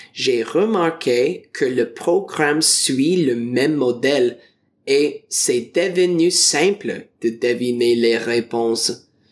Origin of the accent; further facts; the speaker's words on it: Ontario, Canada; French is a second language; je viens de l'Ontario du Canada